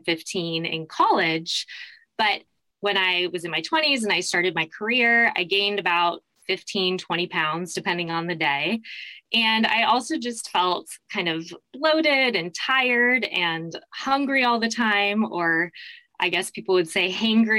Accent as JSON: {"language": "English", "town": "Mesa", "region": "Arizona", "country": "United States", "tie": "born or raised there", "also_born_or_lived": "New York City", "moved": "as an adult", "said": "I was born and raised in Mesa, Arizona"}